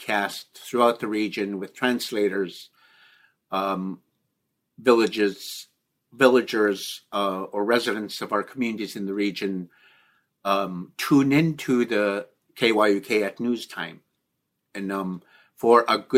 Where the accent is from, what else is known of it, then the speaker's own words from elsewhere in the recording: Nunapitchuk, Alaska, United States; I'm originally from Nunapichuk